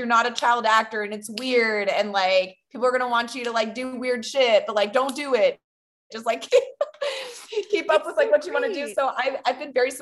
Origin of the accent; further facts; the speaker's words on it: San Diego, California, United States; I grew up in San Diego, California